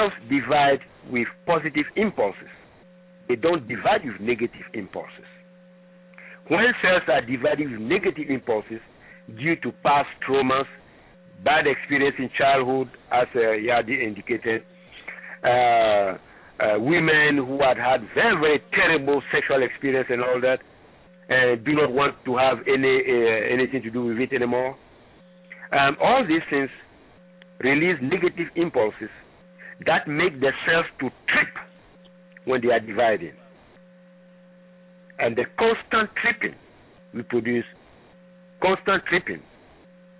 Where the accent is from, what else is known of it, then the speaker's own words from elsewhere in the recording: Ghana; moved away; I am originally from Ghana